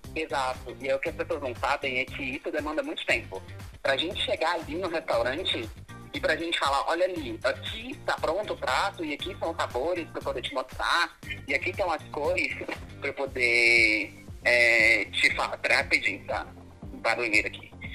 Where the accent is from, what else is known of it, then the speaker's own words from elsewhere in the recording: Formosa, Goiás, Brazil; also born or lived in Brasília / São Paulo; now in Formosa, Brazil; vim abrir um restaurante na cidade de eu nasci, é em Formosa